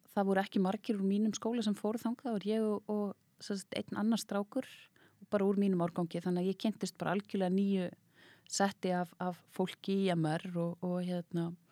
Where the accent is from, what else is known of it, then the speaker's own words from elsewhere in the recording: Reykjavík, Capital Region, Iceland; also born or lived in Hafnarfjörður; ég elst upp í Reykjavík, bjó fyrstu árun mín í Hafnafjörði